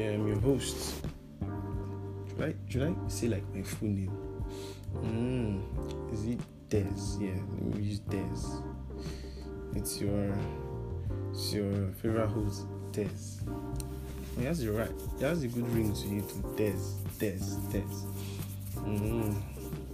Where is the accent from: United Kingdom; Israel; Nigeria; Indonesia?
Nigeria; I'm an African, I'm a Nigerian too